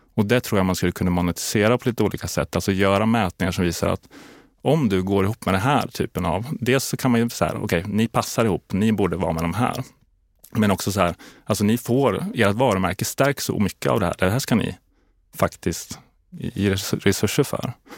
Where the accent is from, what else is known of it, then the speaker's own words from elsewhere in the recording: Linköping, Östergötland, Sweden; moved away as an adult; also born or lived in Kalmar; now in Stockholm, Sweden; jag är från Linköping från början, eh, uppväxt på landet där utanför.